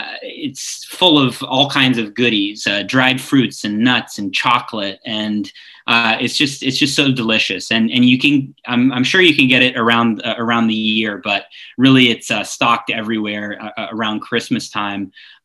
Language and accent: English; Argentina; And so the first thing that came to my mind was some of the more traditional things that we would do in Argentina